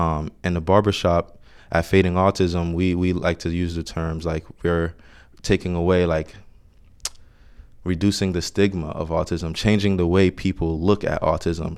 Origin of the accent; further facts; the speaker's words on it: Orange, New Jersey, United States; I grew up in Orange, New Jersey